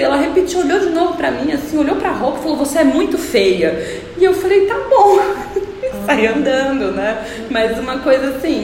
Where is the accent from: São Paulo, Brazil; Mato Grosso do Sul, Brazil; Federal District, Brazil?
São Paulo, Brazil; Ribeirão Preto; eu cresci no interior também, em Ribeirão Preto